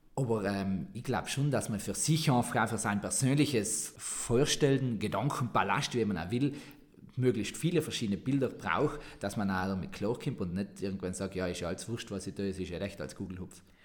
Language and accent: German; Sarntal, Trentino-Alto Adige, Italy; accent: Sarntal dialect